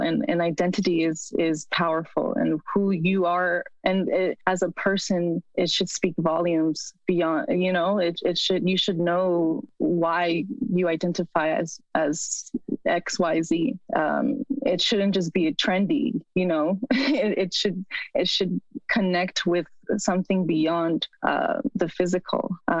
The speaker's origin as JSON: {"language": "English", "country": "Mexico", "lives_now": "United States", "said": "To say that I'm also American, it's very, I mean, both are very political terms, right?"}